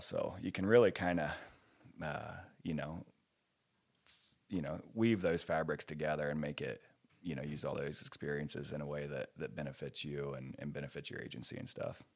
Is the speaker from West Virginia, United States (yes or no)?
yes; West Virginia, United States; moved away as an adult; also born or lived in Ohio; now in New Mexico, United States; I grew up in West Virginia and Ohio